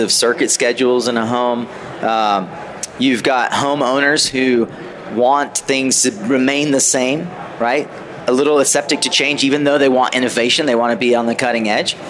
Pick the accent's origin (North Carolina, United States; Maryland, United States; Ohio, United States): North Carolina, United States; I'm from North Carolina